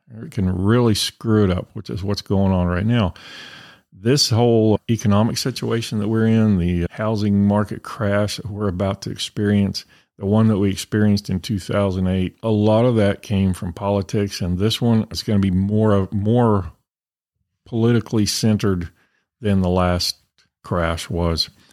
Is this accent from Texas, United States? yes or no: yes; Texas, United States; I'm from Texas